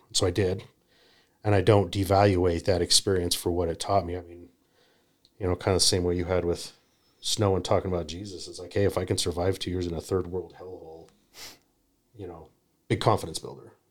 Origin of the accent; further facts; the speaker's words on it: Utah, United States; I grew up in Utah